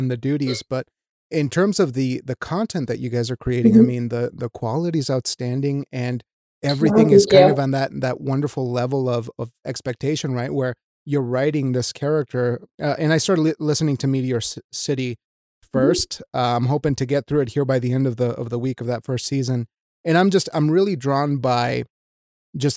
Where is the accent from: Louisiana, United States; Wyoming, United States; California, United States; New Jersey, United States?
Wyoming, United States; I'm from Wyoming and that I was raised in Wyoming